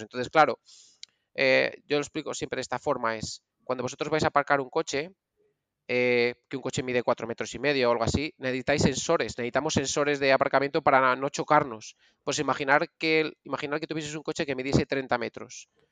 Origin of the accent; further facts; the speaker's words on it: Valladolid, Castile and León, Spain; es donde yo soy de Valladolid